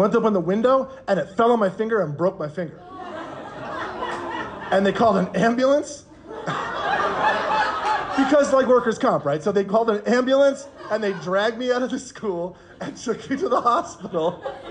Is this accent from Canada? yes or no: yes; Canada; moved away as an adult; also born or lived in Korea / New York City; I'm from Canada, so I'm not from New York City